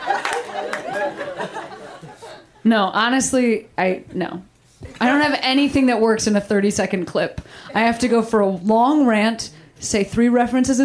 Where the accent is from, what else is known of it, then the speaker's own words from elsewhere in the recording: Midwest, United States; I'm from the Midwest.